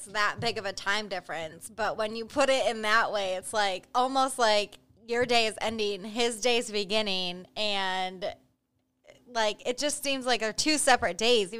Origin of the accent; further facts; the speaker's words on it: Michigan, United States; moved away; I grew up in Michigan.